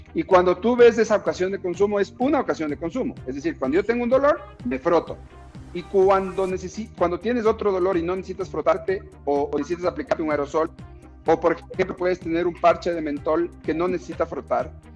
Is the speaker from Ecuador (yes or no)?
yes; Ecuador; como ecuatorianos